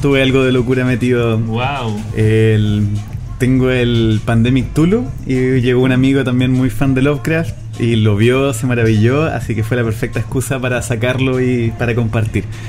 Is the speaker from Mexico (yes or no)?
no; Chile; Yo soy porteño magallánico